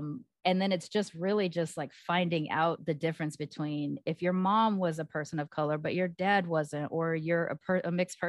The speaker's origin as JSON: {"language": "English", "town": "Long Beach", "region": "California", "country": "United States", "tie": "born or raised there", "said": "I grew up in Long Beach"}